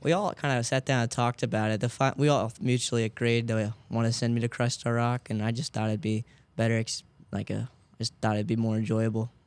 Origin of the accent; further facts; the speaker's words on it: Nashville, Illinois, United States; I'm from Nashville, Illinois.